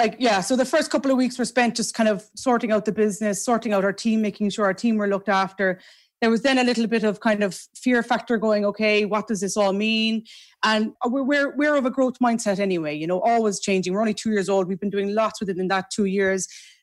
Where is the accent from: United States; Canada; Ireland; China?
Ireland; Macroom, Munster; I grew up in Macroom.